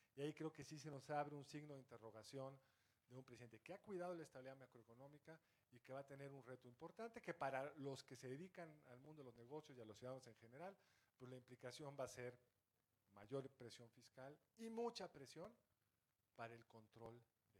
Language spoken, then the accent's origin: Spanish; Mexico; soy mexicano